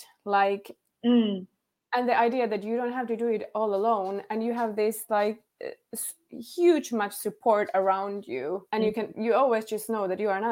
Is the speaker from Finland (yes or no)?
yes; Finland; first language Finnish; English is a second language; All of my life. I am from Finland.